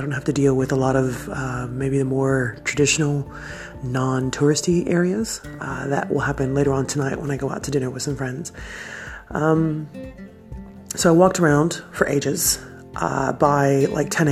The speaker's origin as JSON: {"language": "English", "region": "Texas", "country": "United States", "moved": "as an adult", "lives_now": "Australia", "said": "my mother is from Mexico. I'm from Texas"}